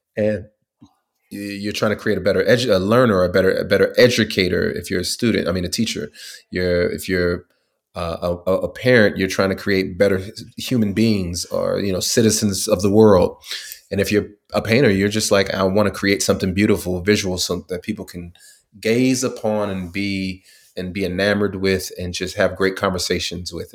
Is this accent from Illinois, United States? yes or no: no; California, United States; moved away as an adult; also born or lived in Tuskegee, Alabama; I grew up in California